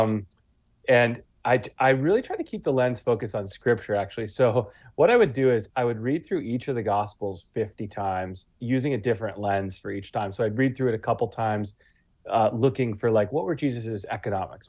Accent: Guelph, Ontario, Canada; now in Wales, United Kingdom; I grew up in Guelph, Ontario, near Toronto

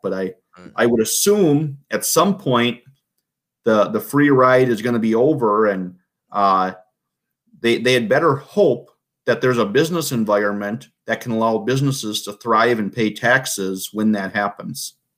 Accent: Vadnais Heights, Minnesota, United States; I'm from Vadnais Heights, a lifelong resident

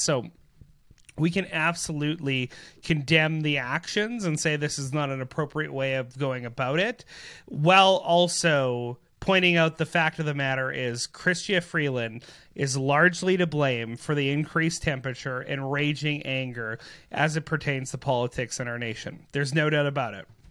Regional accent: Canada; as Canadian people

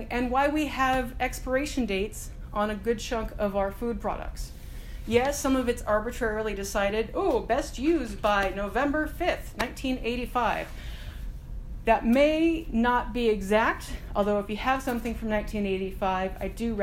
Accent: United States; I'm American

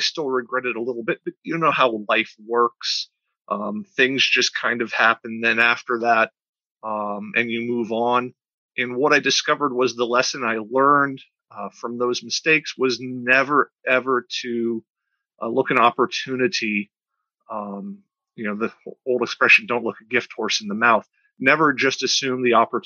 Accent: Tampa, Florida, United States; moved away as an adult; I grew up in the Tampa Bay area in the 70s and 80s and into the early 90s

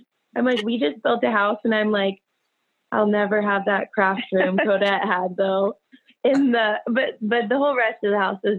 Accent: Houston, Texas, United States; also born or lived in Michigan / Canada; I'm from Houston, Texas.

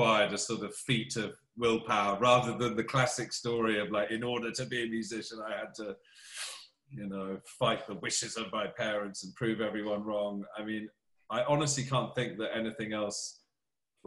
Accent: United Kingdom; moved away as an adult; now in Los Angeles, United States

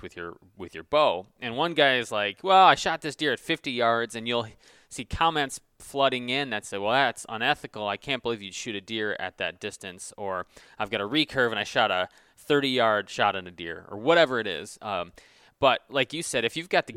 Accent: Michigan, United States; I'm from Michigan, and the tradition here is you turn 14 and you get your lever action 30-30.

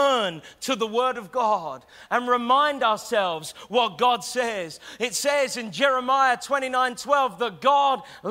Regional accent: Taverham, East of England, United Kingdom; moved away as an adult; now in Norwich, United Kingdom; I'm a Norwich boy. In fact, I was raised in Taverham

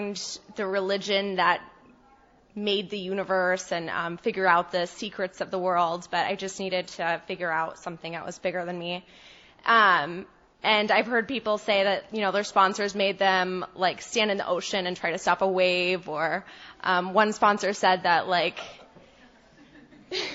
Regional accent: Texas, United States; moved away; also born or lived in Boston; I'm from Texas

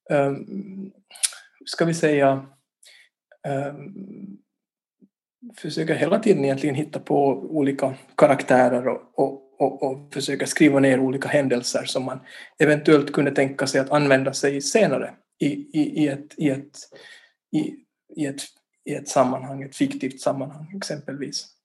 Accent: Vaasa, Ostrobothnia, Finland; also born or lived in Turku; now in Helsinki, Finland; jag är ju ursprungligen från, från Vasa, född och uppvuxen där. Och sen har jag bott på olika ställen. Jag har bott i, Åbo till exempel där jag studerar filosofi. Och nu bor jag i Helsingfors

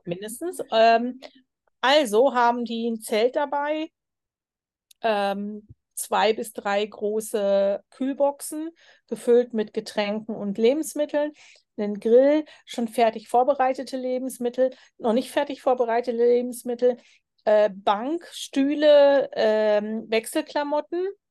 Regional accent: Germany; moved away; bin ich auch aus Deutschland so gewöhnt gewesen.

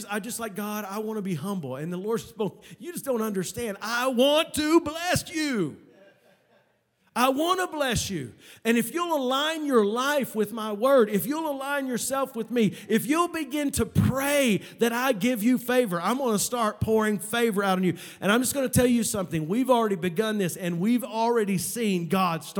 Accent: Oklahoma, United States; moved away; I come from Oklahoma, the land of the trees.

